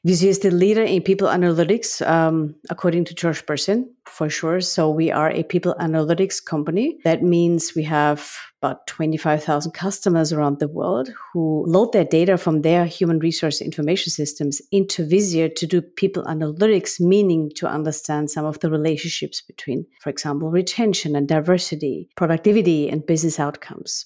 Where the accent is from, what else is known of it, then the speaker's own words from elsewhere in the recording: Graz, Styria, Austria; accent: Austrian; English is a second language; now in United States; The accent that you all, uh, discover is because I'm from Austria, living in the U S.